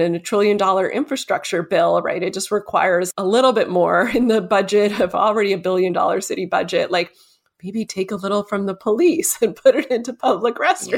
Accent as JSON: {"language": "English", "town": "Toronto", "region": "Ontario", "country": "Canada", "tie": "born or raised there", "said": "my hometown, Toronto"}